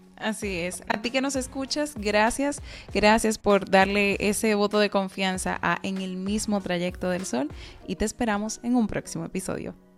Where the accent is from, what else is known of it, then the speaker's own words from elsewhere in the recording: Dominican Republic; nuestro país